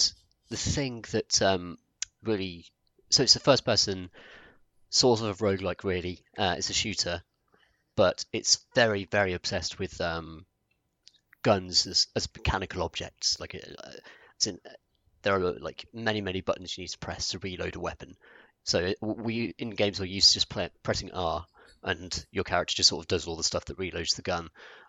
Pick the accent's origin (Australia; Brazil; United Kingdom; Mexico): United Kingdom; I think this is interesting, particularly as like a British guy who, in our country, like guns aren't accessible, like they're not a thing, apart from cops and here and there.